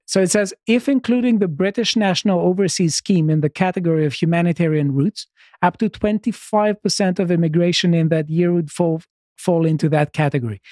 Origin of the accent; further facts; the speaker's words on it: Greece; moved away as an adult; now in United Kingdom; I'm, I'm from Greece